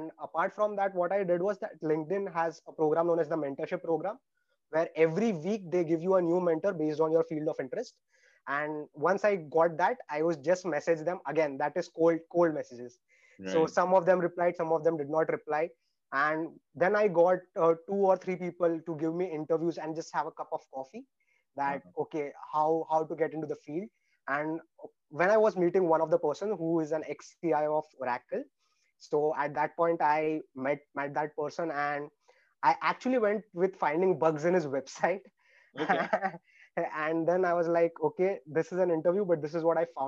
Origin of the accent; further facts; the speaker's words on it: India; moved away as an adult; now in Australia; in India, I actually had 13 backlogs before in engineering.